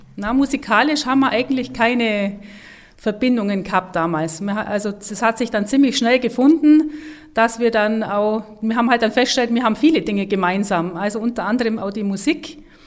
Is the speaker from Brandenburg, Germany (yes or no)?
no; Nesselwang, Bavaria, Germany; also born or lived in Kempten; now in Hopfen, Germany; geboren bin ich äh, in Kempten und ähm, aufgewachsen in äh, Nesselwang